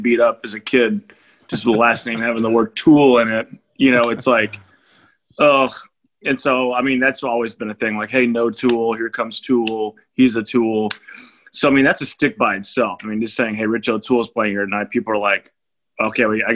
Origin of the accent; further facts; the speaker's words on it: Houston, Texas, United States; also born or lived in Austin, Texas / Los Angeles / Nashville; born and raised Houston, Texas. That's where I'm at right now.